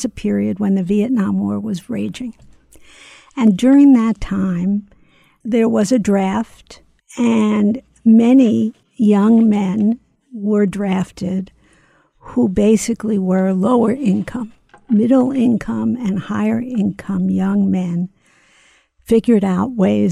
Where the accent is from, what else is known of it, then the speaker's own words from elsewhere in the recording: Philadelphia, Pennsylvania, United States; somebody who grew up in Philadelphia